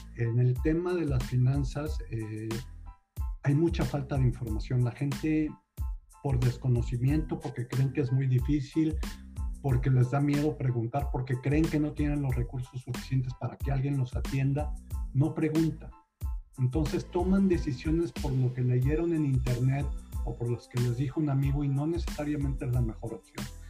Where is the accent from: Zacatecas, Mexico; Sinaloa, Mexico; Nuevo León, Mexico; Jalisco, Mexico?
Nuevo León, Mexico; Monterrey; moved away as an adult; also born or lived in Mexico City; now in Houston, United States; soy originario de la ciudad de Monterrey